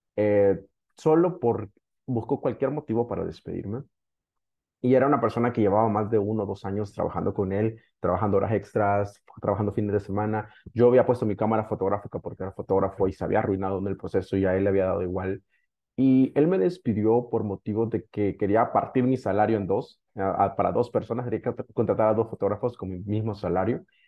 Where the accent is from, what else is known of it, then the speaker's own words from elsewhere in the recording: El Salvador; yo soy originariamente de El Salvador